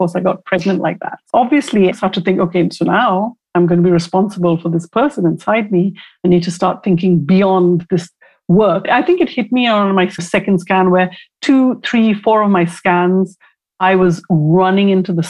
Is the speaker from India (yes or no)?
yes; India; When I was growing up in India, I had a friend whose older brother I absolutely crushed on.